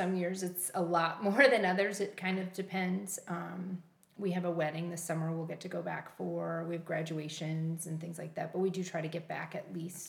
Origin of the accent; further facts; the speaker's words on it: Rochelle, Illinois, United States; Well, I grew up in Rochelle, Illinois, which is in central northern Illinois. Mm-hmm. It's a little town called the Hub City. It was surrounded by a lot of smaller little towns, but it was a city.